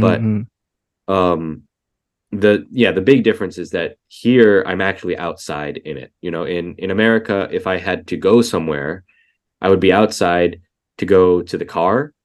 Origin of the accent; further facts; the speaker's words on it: Maryland, United States; moved away as an adult; now in Kagawa, Japan; in my hometown in in Maryland, it's below zero